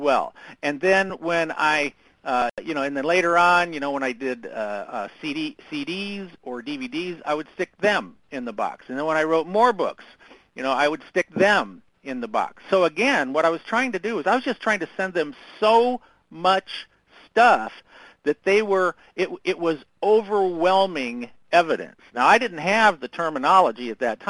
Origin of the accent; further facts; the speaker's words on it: Southern Indiana, United States; I grew up in Southern Indiana